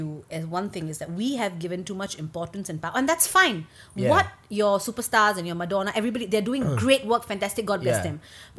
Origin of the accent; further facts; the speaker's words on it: Singapore; as a Singaporean